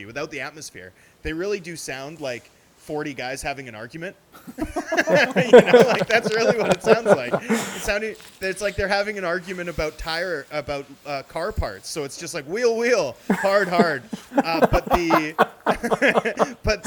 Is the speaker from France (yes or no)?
no; Vancouver, British Columbia, Canada; I'm from Vancouver